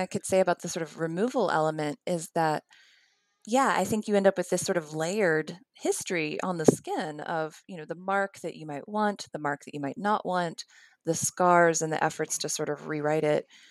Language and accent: English; West Virginia, United States; moved away as an adult; also born or lived in Philadelphia / New York City; now in Alabama, United States; I am from the Appalachian foothills of central West Virginia, although I have lived at various points in Philadelphia and New York City. And of course, now I live here in Alabama.